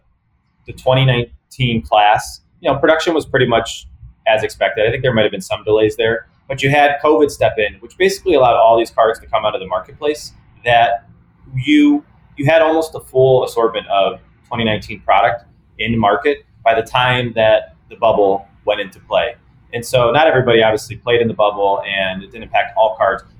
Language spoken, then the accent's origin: English; Cleveland, Ohio, United States; I'm from Cleveland, and we don't have a hockey team